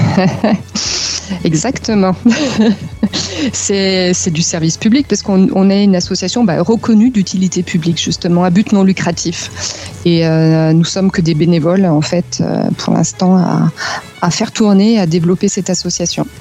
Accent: France; moved away as an adult; now in Munich, Germany; en tant que française

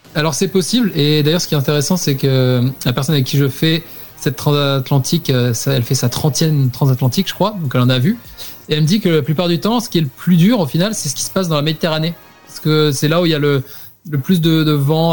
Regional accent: France

